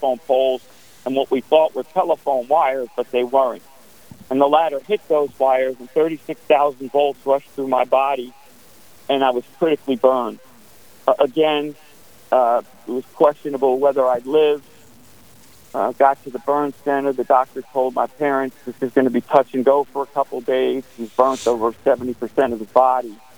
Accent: New York City, New York, United States; Born and raised in Staten Island, New York

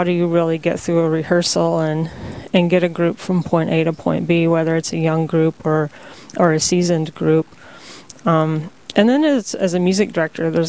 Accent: Texas, United States; also born or lived in Bemidji, Minnesota / Bismarck, North Dakota; now in North Dakota, United States; Originally, I'm from Texas

